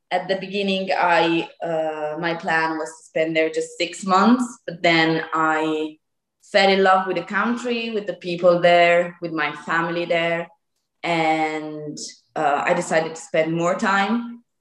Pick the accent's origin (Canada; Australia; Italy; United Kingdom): Italy; close to Lake Como, Lombardy; English is a second language; I'm 24, almost 25 gosh. And I am from the north of Italy, close to Lake Como